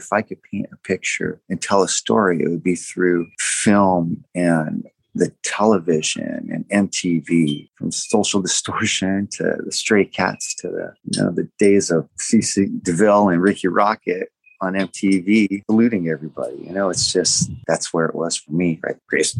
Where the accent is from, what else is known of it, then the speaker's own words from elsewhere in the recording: Southern California, United States; being raised and growing up in Southern California with a wonderful family, wonderful friends, great memory of great childhood.